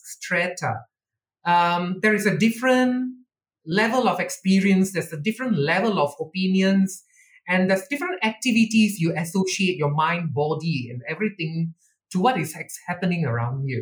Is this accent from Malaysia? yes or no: yes; Malaysia; I've never seen myself as Indian or an Indian Malaysian